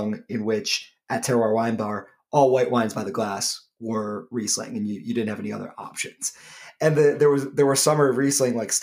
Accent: Michigan, United States; moved away as an adult; also born or lived in Canada; now in New York City, United States; I'm from Michigan

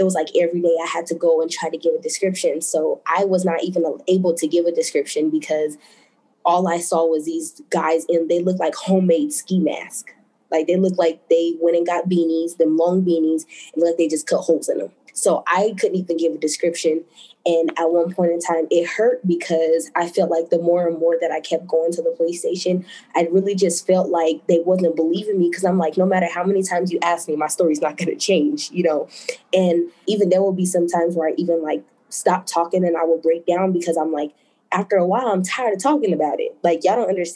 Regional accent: Denver, Colorado, United States; I am from Denver, Colorado.

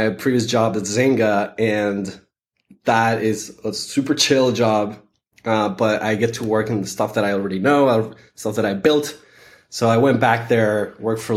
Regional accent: Venezuela; moved away; also born or lived in San Francisco; I am originally from Venezuela

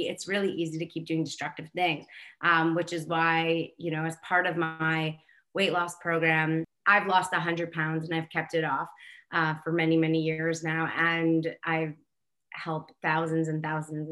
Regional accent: New York, United States; I'm born and raised in New Yorker

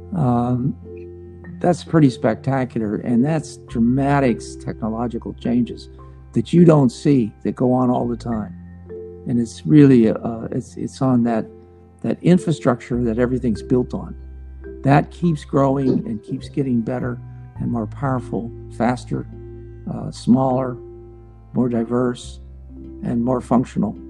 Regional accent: Pittsburgh, Pennsylvania, United States; moved away; We were both born and raised in Pittsburgh

